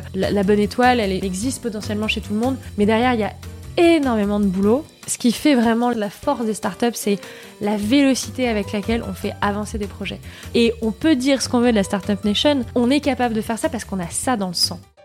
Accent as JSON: {"language": "French", "town": "Vichy", "region": "Auvergne-Rhône-Alpes", "country": "France", "tie": "born or raised there", "said": "Je suis née en Auvergne, une région que j'aime beaucoup. Je suis née à Vichy"}